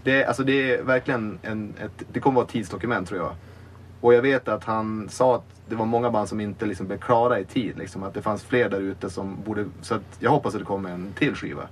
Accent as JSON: {"language": "Swedish", "town": "Umeå", "region": "Västerbotten County", "country": "Sweden", "also_born_or_lived": "Malmö", "moved": "yes", "said": "jag är från Umeå från början, men jag flyttade tillbaka till Umeå typ 2014. Och då hade jag bott i Malmö ett tag"}